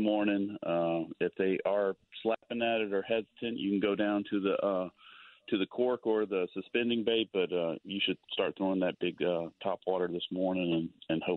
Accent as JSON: {"language": "English", "region": "Texas", "country": "United States", "tie": "born or raised there", "moved": "yes", "said": "I grew up in Texas"}